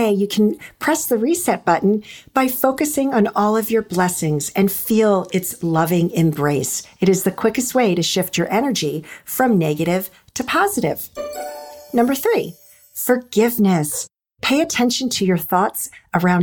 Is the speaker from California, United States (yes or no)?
no; Annapolis, Maryland, United States; also born or lived in Washington, D.C. metro area; I've always lived in the D.C. metro area and grew up outside of Annapolis, Maryland